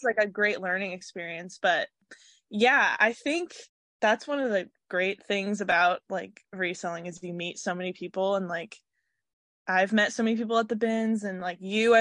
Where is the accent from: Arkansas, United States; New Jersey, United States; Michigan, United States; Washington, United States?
Washington, United States; Seattle; I grew up in Washington my whole life. I grew up specifically in Seattle